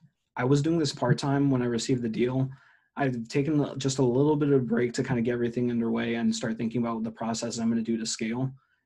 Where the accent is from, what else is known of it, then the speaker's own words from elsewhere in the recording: Ohio, United States; Actually, I'm from Ohio.